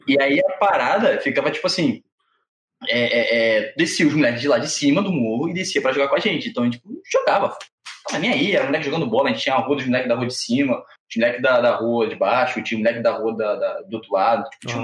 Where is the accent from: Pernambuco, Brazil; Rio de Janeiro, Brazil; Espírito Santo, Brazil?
Rio de Janeiro, Brazil; Sou carioca da gema